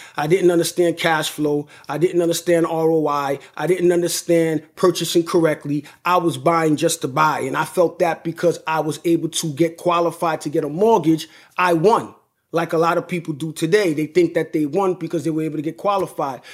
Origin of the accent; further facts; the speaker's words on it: New York, United States; I'm from New York, right? And, but I do most of my business in Connecticut